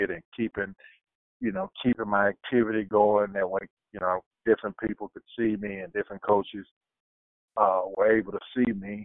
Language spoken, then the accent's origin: English; United States; as an American